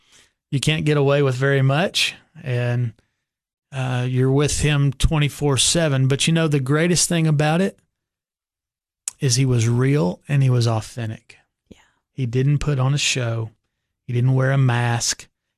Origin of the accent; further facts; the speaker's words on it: Nashville, Tennessee, United States; born there; Well, I was born in Donelson Hospital in Nashville